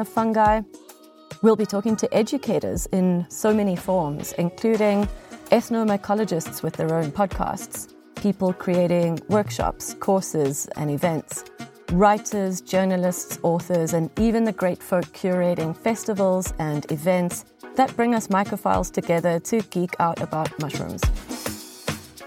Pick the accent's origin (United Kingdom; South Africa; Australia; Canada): South Africa; moved away; my home country of South Africa